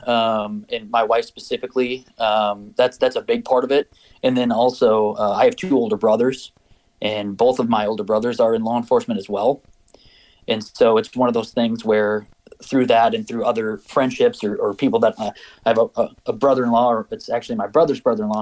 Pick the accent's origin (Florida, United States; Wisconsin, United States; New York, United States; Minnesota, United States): Minnesota, United States; just outside of Mankato; moved away as an adult; also born or lived in Mason City, Iowa / Mount Pleasant, Iowa; now in Iowa, United States; my wife and I both grew up um, just outside of Mankato